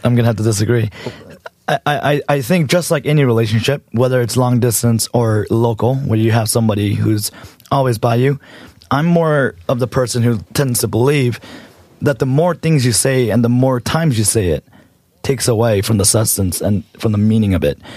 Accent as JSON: {"language": "English", "country": "United States", "tie": "born or raised there", "also_born_or_lived": "Los Angeles", "said": "I am a Korean American born and raised in America."}